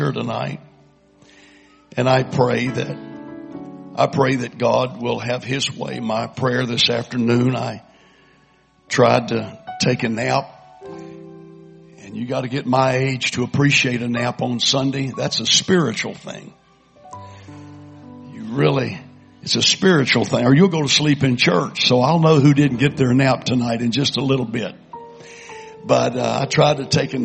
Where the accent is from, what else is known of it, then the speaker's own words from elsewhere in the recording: Kingwood, Texas, United States; we're from Kingwood